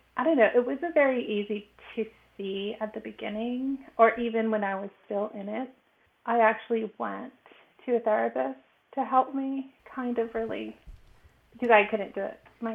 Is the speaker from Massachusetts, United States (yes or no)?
no; Los Angeles, California, United States; also born or lived in Mexico; I'm 42. I'm originally from Los Angeles in California, but I spent a large chunk of my early life in Mexico.